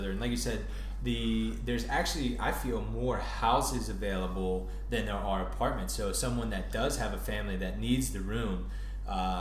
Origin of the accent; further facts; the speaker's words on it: Northern Virginia, United States; moved away; I grew up in the Northern Virginia area